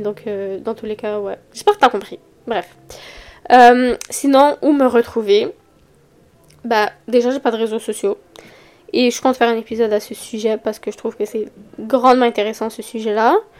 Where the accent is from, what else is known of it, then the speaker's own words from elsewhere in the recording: Montreal, Quebec, Canada; accent: Montreal (Québécois); j'habite à Montréal, je pense que ça s'entend sur mon accent